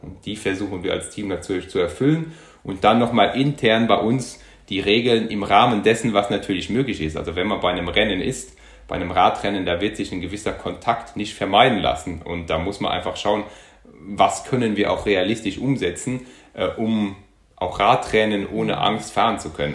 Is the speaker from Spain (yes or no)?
no; Luxembourg; moved away as an adult; also born or lived in Munich, Germany; now in Germany; ich bin gebürtiger Luxemburger, also habe bis zum 19. Lebensjahr in Luxemburg gewohnt, bin dann nach Deutschland, nach München zum Studieren gegangen